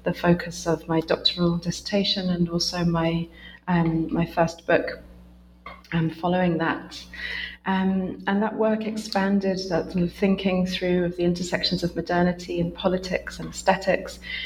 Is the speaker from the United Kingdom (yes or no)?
yes; United Kingdom; also born or lived in Essex / London; I'm a British researcher based in Essex